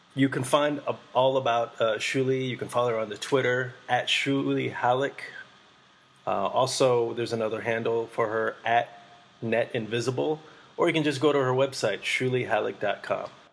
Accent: Boston, Massachusetts, United States; also born or lived in Vietnam; now in New York, United States; I'm from Boston

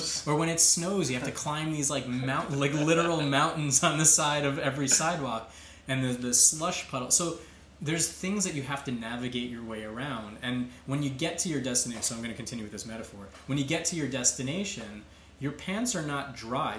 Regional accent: Long Island, New York, United States; now in Queens, New York, United States; I grew up on Long Island

